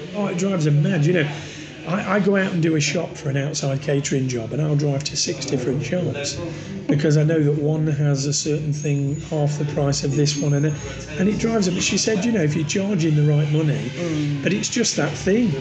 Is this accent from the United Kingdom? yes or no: yes; Midlands, United Kingdom; now in Nottingham, United Kingdom; I'm not a Northerner. I'm from fucking not. I'm from the Midlands.